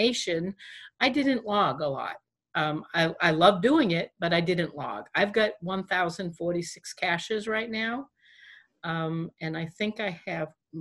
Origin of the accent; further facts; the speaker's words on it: New Hampshire, United States; I'm from New Hampshire